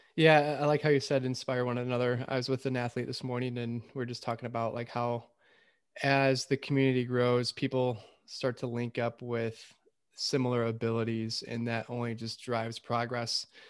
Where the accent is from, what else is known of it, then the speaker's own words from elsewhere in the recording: Lapeer, Michigan, United States; also born or lived in Metamora, Michigan; I grew up in Lapeer, Michigan, or Metamore, Michigan, um, you know, in, in farm country.